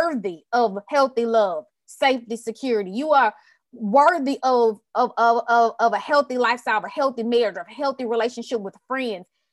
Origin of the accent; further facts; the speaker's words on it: Houston, Texas, United States; I'm from Houston, Texas